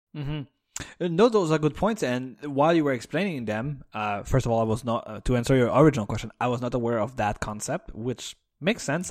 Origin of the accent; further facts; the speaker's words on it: Canada; as a Canadian